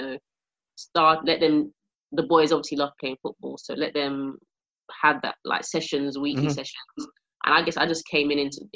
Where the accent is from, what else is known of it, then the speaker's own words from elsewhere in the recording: London, United Kingdom; I grew up in an estate, I grew up in Peckham